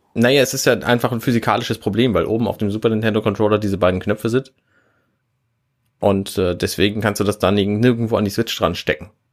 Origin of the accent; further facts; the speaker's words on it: Hamburg, Germany; als Hamburger mit Hamburger Internet